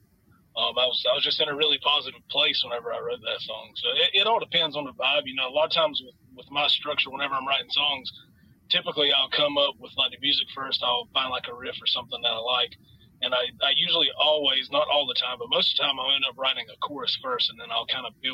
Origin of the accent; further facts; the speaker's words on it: Jacksonville, North Carolina, United States; We are from Jacksonville, North Carolina